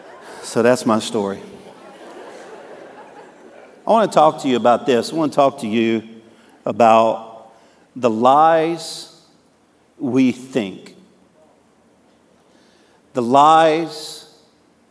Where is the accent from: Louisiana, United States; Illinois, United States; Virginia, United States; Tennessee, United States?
Louisiana, United States; Cajun; I'm a Cajun